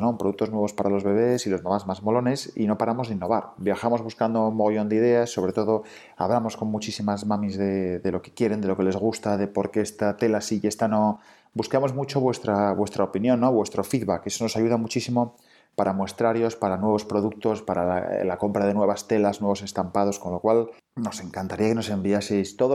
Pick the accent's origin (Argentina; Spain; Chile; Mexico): Spain; Oviedo, Asturias; Pues en Capotinas hacemos ropa de bebé hecha a mano, en Asturias, porque somos de Asturias, de Oviedo.